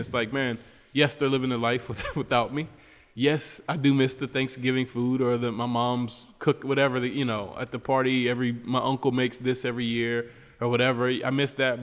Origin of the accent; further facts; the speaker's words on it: Charleston, West Virginia, United States; moved away as an adult; now in Trinidad and Tobago; I'm from Charleston, West Virginia, in my hometown.